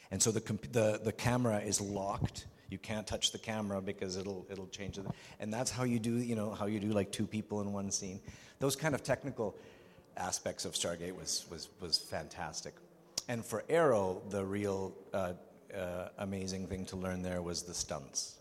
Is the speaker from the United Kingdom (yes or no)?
no; Vancouver, British Columbia, Canada; born or raised there; also born or lived in Prague, Czech Republic